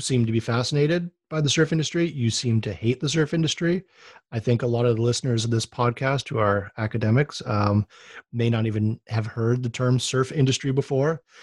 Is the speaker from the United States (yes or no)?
yes; Oahu, Hawaii, United States